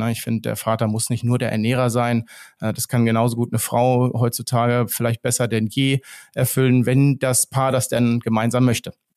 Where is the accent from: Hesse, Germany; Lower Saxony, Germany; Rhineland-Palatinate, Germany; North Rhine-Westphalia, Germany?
Lower Saxony, Germany; Steinhuder Meer; ich wohne ja hier, hier an so einem See, wo ich auch aufgewachsen bin am Steinhuder Meer